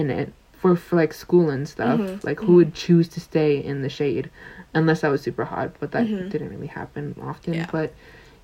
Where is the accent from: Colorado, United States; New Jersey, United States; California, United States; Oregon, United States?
Oregon, United States; moved away; I grew up in Oregon, so there's lots of trees and stuff like that.